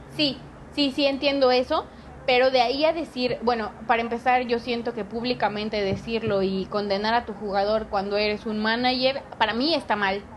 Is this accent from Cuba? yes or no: no; Mexico City, Mexico; moved away; Yo me vine a la Ciudad de México, que soy de la Ciudad de México, pero regresé